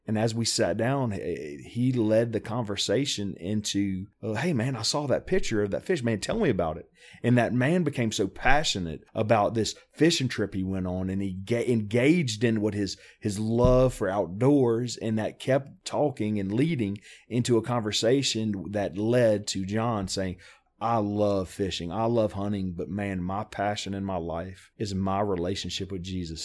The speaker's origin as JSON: {"language": "English", "region": "South Louisiana", "country": "United States", "tie": "born or raised there", "moved": "as an adult", "lives_now": "Tennessee, United States", "said": "I was born and raised in South Louisiana. Uh, I'm a, a Cajun through and through."}